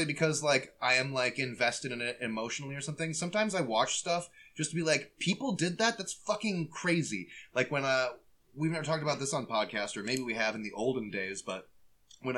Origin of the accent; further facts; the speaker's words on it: Midwest, United States; I'm from the Midwest